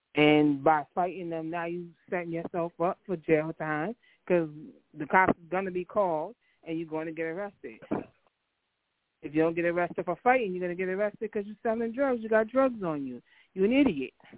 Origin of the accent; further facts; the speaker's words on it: New York, United States; growing up in New York